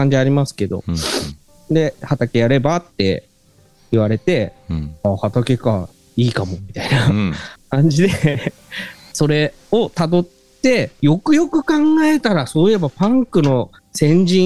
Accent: Tokyo, Japan; moved away as an adult; 生まれ育った東京とかとは違うところに住んでて

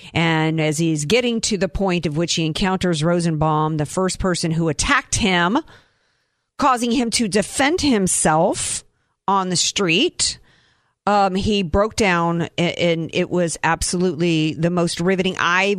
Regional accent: the South, United States; I grew up in the South, right, the Bible Belt.

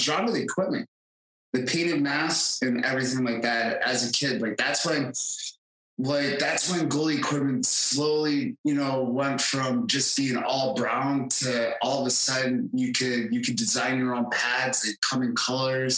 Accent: Ogdensburg, New York, United States; my hometown of Ogdensburg, New York, was right on the St. Lawrence River.

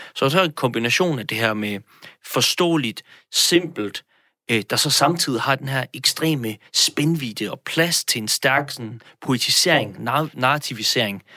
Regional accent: Denmark

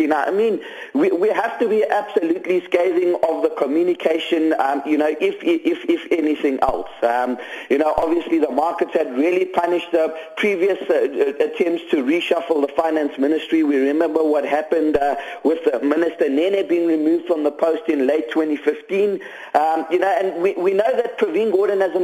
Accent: South Africa

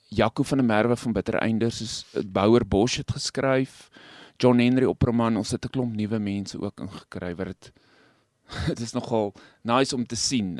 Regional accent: Stella, North West, South Africa; now in Rosendal, South Africa; ek self op die platland groot geword het. Ek kom nie van Rosenhal af, ek kom van 'n klein dorpie met die naam Stella, dis naby nou Vryburg in die Noordwes.

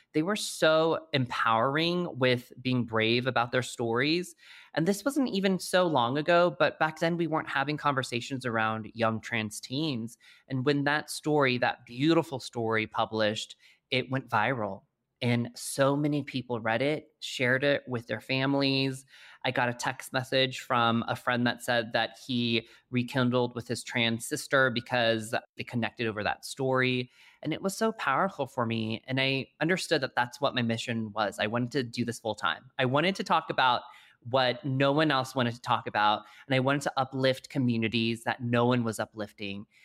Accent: Colorado Springs, Colorado, United States; moved away; also born or lived in New York City; I grew up in Colorado Springs, Colorado, as the lone Asian kid

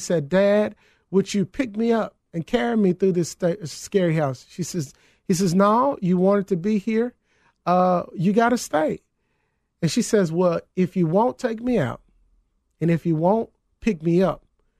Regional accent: the South, United States; It's an old adage. I'm from the South.

